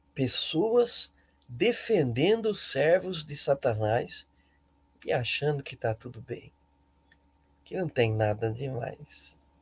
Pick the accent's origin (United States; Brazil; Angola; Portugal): Brazil; abençoados somos nós brasileiros